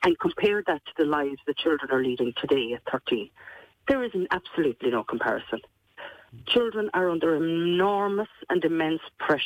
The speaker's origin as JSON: {"language": "English", "area": "Kerry", "region": "Munster", "country": "Ireland", "said": "people can tell that I'm from Kerry but just by listening to me."}